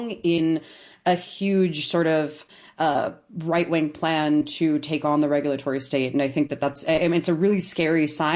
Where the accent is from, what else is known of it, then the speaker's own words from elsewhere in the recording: Towson, Maryland, United States; I grew up in Towson